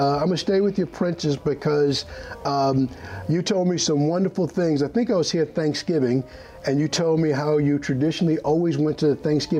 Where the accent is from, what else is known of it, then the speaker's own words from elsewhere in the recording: Wyandanch, New York, United States; coming to you live from my hometown, Wyandanch, New York, 1178, the voice of Wyandanch